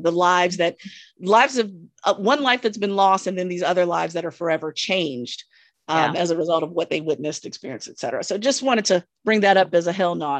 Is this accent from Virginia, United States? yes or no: yes; Virginia, United States; I'm from Southern Virginia, so I'm used to all this